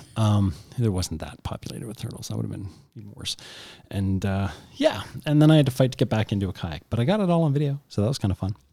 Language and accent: English; Canada; we're Canadian